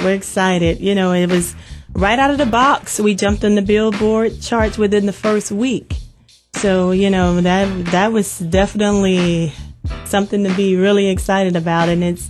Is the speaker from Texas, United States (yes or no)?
yes; Lufkin, Texas, United States; accent: southern; Yeah, I'm a Texan. I'm a Lufkin Texan.